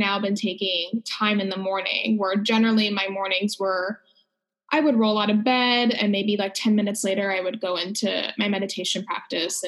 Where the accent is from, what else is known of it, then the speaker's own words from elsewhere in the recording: Los Angeles, California, United States; I am from Los Angeles